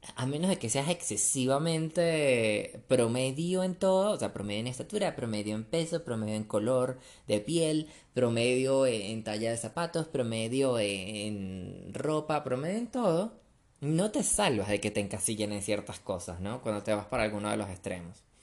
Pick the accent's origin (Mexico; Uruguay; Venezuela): Venezuela; moved away as an adult; now in Colombia; yo crecí en Venezuela